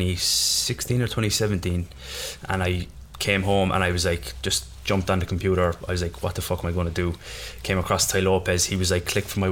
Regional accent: Ireland; I am Irish

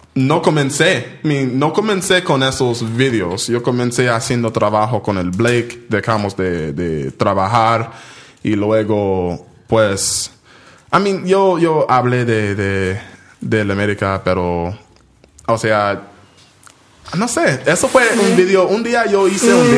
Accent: San Diego, California, United States; also born or lived in Detroit, Michigan; nací en Detroit, Michigan. Mudé a cuando tenía, cuando tenía nueve años, mudé a San Diego, California

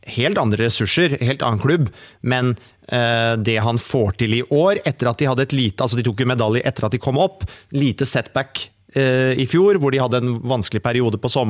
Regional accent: Oslo, Norway; now in Haugesund, Norway; Jeg bor selv i Haugesund nå, {S1} og {S2} jeg er fra Oslo.

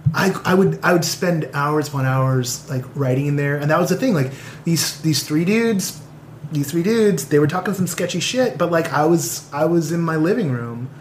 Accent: San Pablo, California, United States; now in Los Angeles, United States; growing up in the Bay Area and and growing up on like the wrong side of the tracks

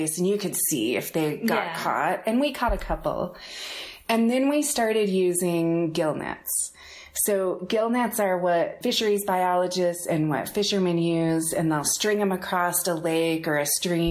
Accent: Salt Lake City, Utah, United States; also born or lived in Murray, Utah; I grew up here in Salt Lake

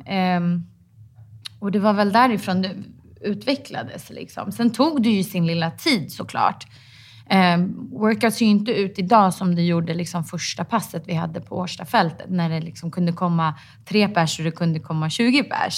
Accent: Stockholm, Stockholm County, Sweden; Jag är från eh, Stockholm.

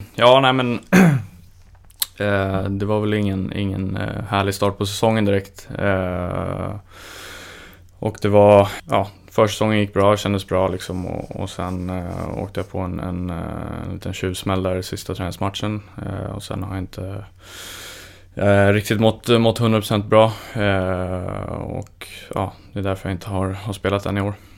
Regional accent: Stockholm, Stockholm County, Sweden; moved away; eftersom jag är från Stockholm.

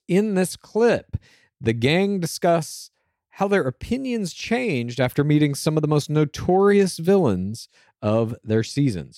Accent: Dallas, Texas, United States; where I grew up. uh, in the suburbs of Dallas, Texas

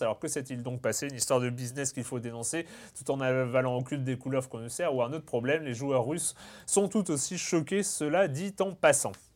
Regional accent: Lorient, Brittany, France; Lorient, ah, qui, qui joue au stade du Moustoir. voilà, c'est là où, c'est là où j'ai grandi

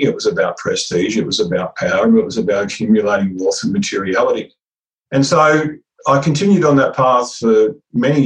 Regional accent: Karuah, New South Wales, Australia; I grew up in Karoor, which is a small Aboriginal reserve about an hour north of Newcastle

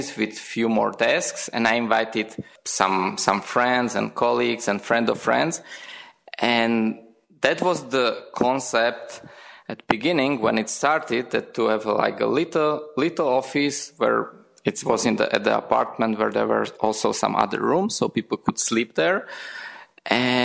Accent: Slovakia; moved away as an adult; also born or lived in Prague, Czech Republic; I'm originally from Slovakia, and I worked in Prague, in Czech Republic

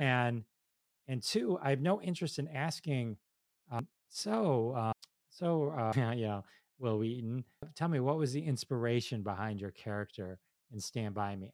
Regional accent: Detroit, Michigan, United States; I'm from Detroit

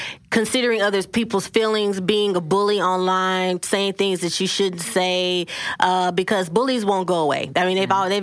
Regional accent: Dallas, Texas, United States; I grew up in South Dallas

